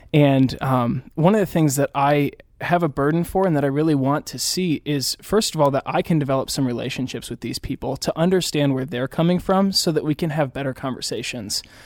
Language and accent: English; Indianapolis, Indiana, United States; moved away as an adult; now in Chicago, United States; I was born and raised in the Indianapolis area, although I consider myself a Chicagoan